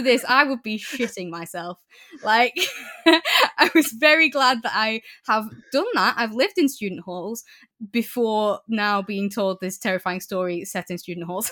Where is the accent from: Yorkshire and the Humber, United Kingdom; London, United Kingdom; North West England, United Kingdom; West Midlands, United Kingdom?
North West England, United Kingdom; Preston; moved away as an adult; now in Newcastle, United Kingdom; 'cause I live in Newcastle now, but I grew up in Preston